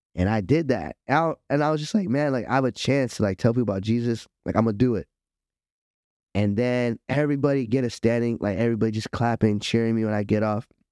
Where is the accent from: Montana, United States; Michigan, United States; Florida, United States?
Florida, United States; Miami; I'm from Miami